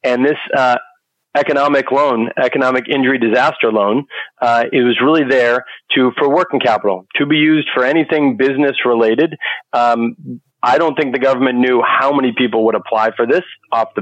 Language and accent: English; Boston, Massachusetts, United States; I'm from Boston, Massachusetts